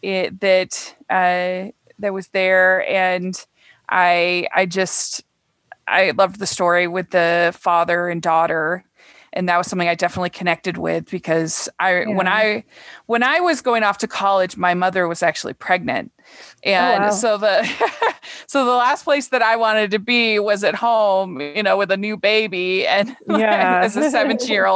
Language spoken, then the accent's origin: English; Utah, United States; I'm a conservative from Utah